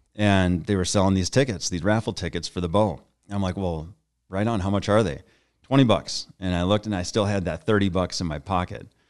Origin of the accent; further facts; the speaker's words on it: Bismarck, North Dakota, United States; moved away as an adult; now in Saint Paul, United States; I grew up in Bismarck, North Dakota, and, uh, then I moved to, uh, Saint Paul, Minnesota in nineteen ninety-eight